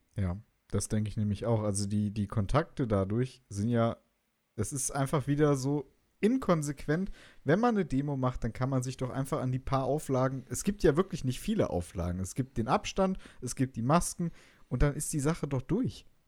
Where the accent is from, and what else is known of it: Hesse, Germany